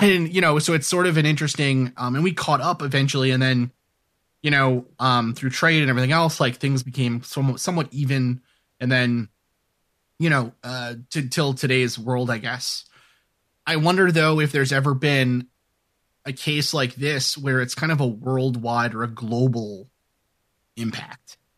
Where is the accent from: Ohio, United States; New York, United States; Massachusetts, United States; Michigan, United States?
New York, United States; New York City; moved away as an adult; also born or lived in New Hampshire / Little Canada, Minnesota; growing up in New York City